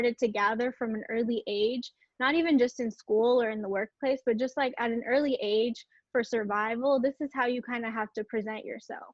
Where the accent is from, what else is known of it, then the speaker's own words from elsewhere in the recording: Watsonville, California, United States; I grew up and was born in California, in Santa Cruz area, Santa Cruz, Watsonville area